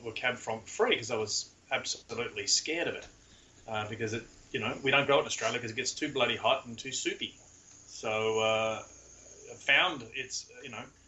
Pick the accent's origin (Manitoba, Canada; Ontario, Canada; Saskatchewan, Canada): Ontario, Canada; Ottawa Valley; moved away; I'm from the Ottawa Valley